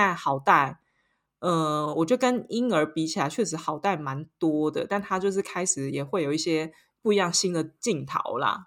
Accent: Taiwan; moved away as an adult; now in Paris, France; 我是台湾人

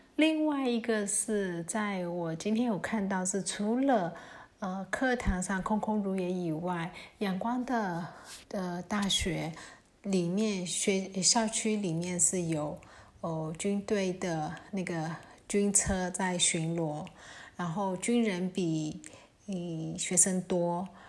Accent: Myanmar; 我们缅甸人其实很习惯在泼水节的时候

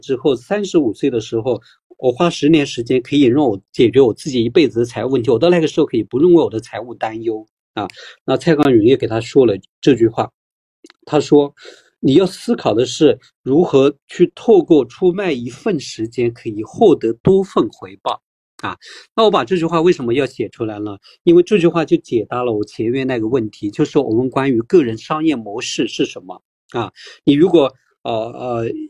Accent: Taiwan; 我们台湾人

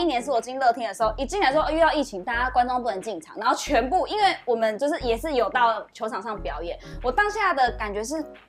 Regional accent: Chiayi, Taiwan; 我们这嘉义人

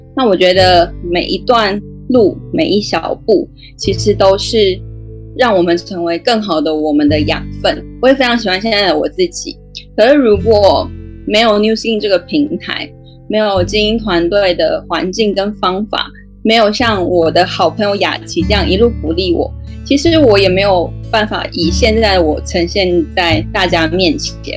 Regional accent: Taichung, Taiwan; moved away as an adult; also born or lived in Taipei; 其实我是台中人，那因为朋友的关系，因缘际会之下，几年前就到台北去工作

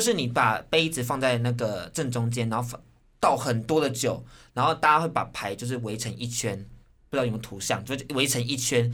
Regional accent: Taiwan; 他台湾人，我台湾人，就是家乡感觉

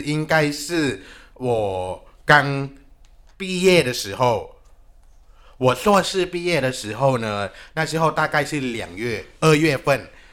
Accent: Thailand; moved away; 我是来自泰国的

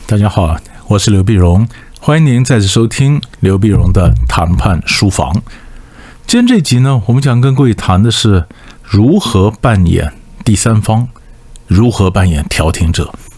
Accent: Taiwan; 我们台湾话

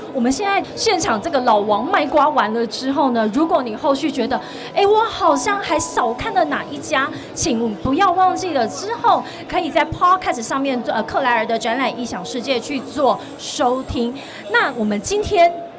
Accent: Tainan, Taiwan; now in Taipei, Taiwan; 我是台南人就紧邻着高雄

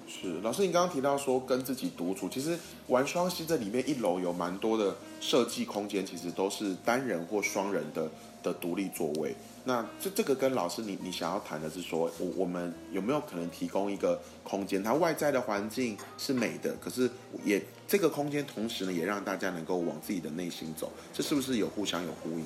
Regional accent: Taiwan; 我们都是台湾人

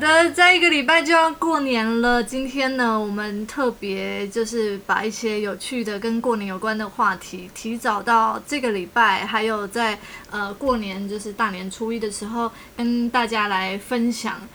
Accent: Tainan, Taiwan; 我是台南人

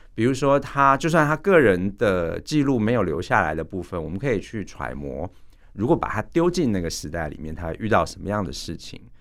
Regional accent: Taiwan; 我们台湾人

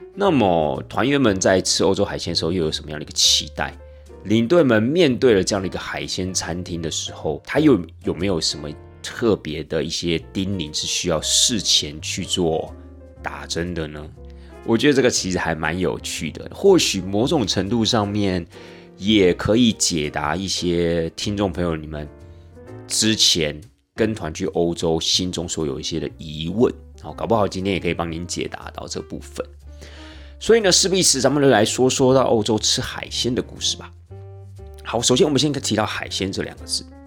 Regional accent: Taiwan; 我们台湾人基本上生活在这样的一个环境

